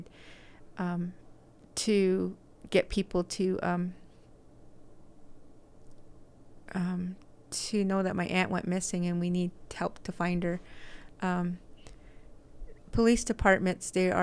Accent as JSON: {"language": "English", "town": "Red Mesa", "region": "Arizona", "country": "United States", "moved": "yes", "lives_now": "Salt Lake City, United States", "said": "I am originally from Red Mesa. I live here in Salt Lake"}